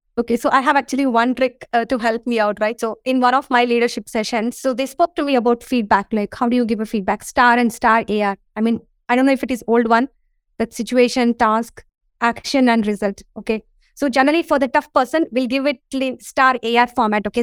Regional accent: India; I'm from India

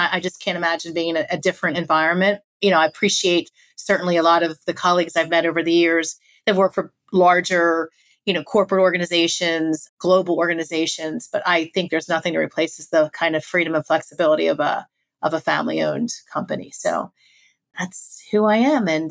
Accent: Philadelphia, Pennsylvania, United States; moved away as an adult; also born or lived in Virginia; I was living, born and raised in Philadelphia, moved down to Virginia

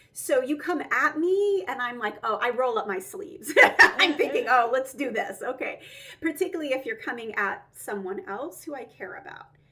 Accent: Roswell, Georgia, United States; also born or lived in Alpharetta, Georgia; I grew up in Georgia. I grew up right outside of Atlanta in Roswell and then later Alpharetta.

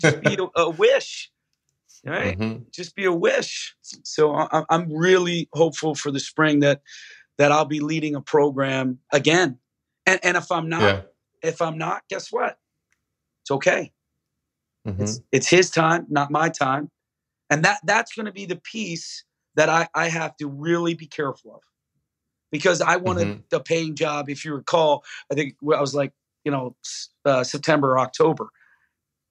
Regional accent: Philadelphia, Pennsylvania, United States; I'm from Philly

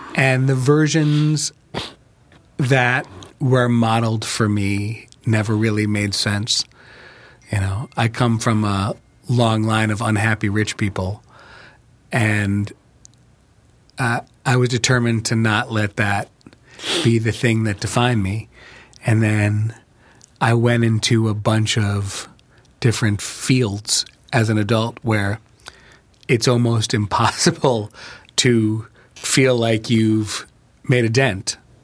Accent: Chicago, Illinois, United States; also born or lived in New York; I moved from New York to Chicago when I was ten

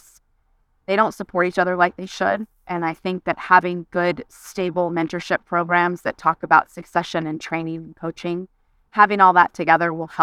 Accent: San Diego, California, United States; now in Frisco, United States; So I grew up in California, in San Diego.

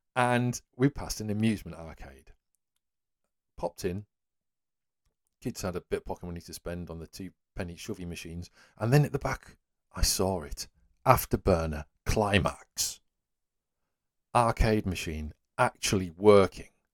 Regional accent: Whitby, Yorkshire and the Humber, United Kingdom; there was an original After Burner arcade machine, uh, in my hometown.

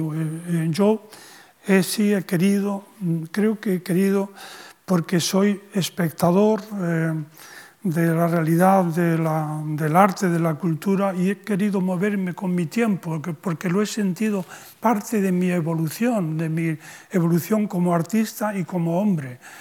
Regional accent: Spain; la condición de español, en, mi caso.

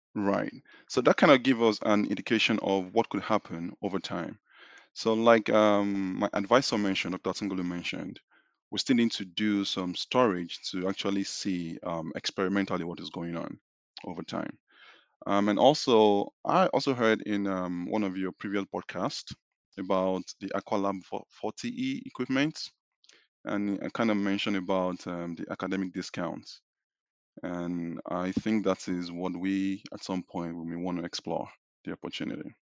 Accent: Nigeria; moved away as an adult; now in Fayetteville, United States; I am originally from Nigeria

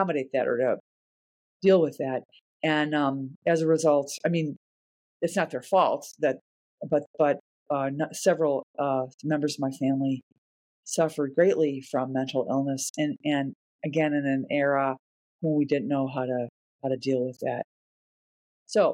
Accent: Chicago, Illinois, United States; I grew up in Chicago as the 4th kid in a family of 8 kids

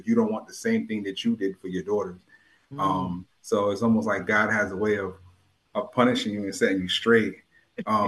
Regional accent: New Haven, Connecticut, United States; also born or lived in Hartford, Connecticut / Hamden, Connecticut; I was born in Yale New Haven Hospital. I was born in Franklin Street

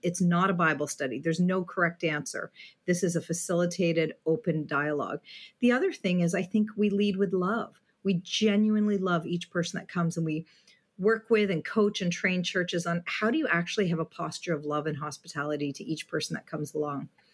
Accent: Southwestern Ontario, Canada; moved away as an adult; now in Vancouver, Canada; I grew up in Southwestern Ontario, down the four oh one, where the four oh one actually ends south of Windsor.

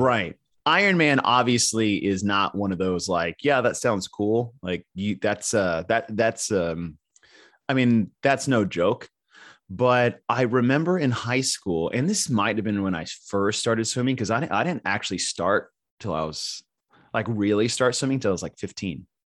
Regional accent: Texas, United States; also born or lived in Arizona / California; I've been in Texas since I was nine

